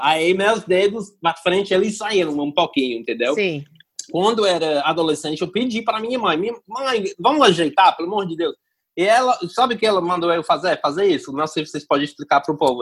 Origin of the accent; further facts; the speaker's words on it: England, United Kingdom; Portuguese is a second language; moved away as an adult; now in Ceará, Brazil; eu sou inglês